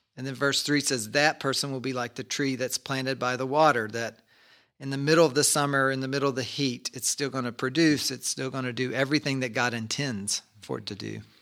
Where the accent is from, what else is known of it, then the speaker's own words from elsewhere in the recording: Kentucky, United States; we grew up in Kentucky and our family often would make homemade ice cream